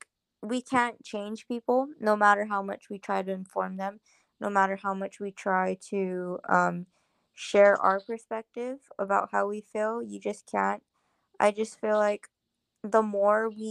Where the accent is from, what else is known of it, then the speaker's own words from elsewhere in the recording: Guam; growing up in Chamorro culture